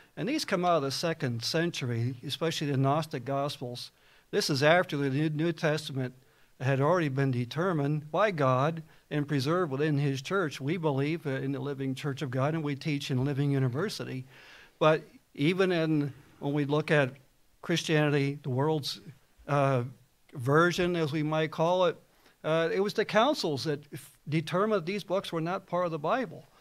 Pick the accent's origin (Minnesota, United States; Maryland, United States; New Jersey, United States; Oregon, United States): New Jersey, United States; I was raised a Baptist in New Jersey